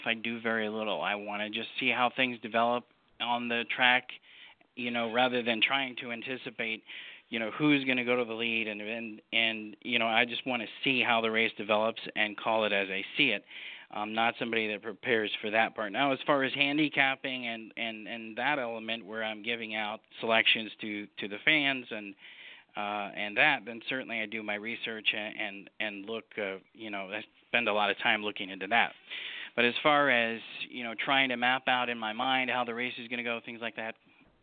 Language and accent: English; New Hampshire, United States; moved away; also born or lived in Michigan / Florida; I grew up in harness racing in New England as a kid. My family had harness race horses. We raced at – I'm from New Hampshire